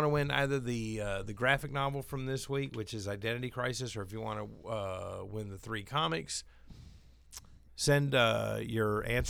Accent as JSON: {"language": "English", "region": "North Carolina", "country": "United States", "tie": "born or raised there", "moved": "yes", "said": "my home state"}